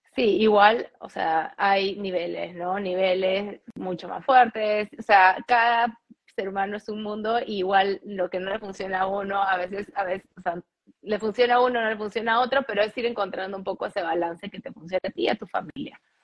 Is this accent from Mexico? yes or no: no; Peru; moved away as an adult; also born or lived in New York, United States; now in Miami, United States; Yo crecí en Perú, o sea, nací en Perú, crecí en Perú, estudié en Perú y trabajé en Perú